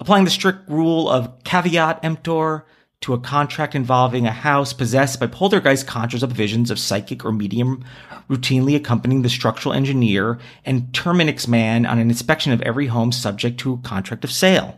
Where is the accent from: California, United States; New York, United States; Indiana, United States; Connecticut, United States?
New York, United States; born or raised there